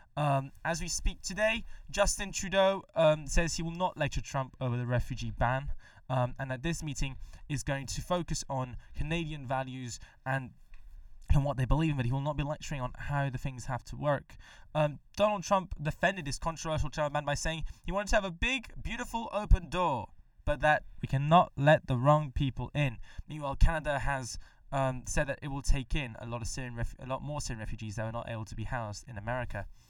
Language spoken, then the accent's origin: English; Mexico; moved away; back in my home country, Mexico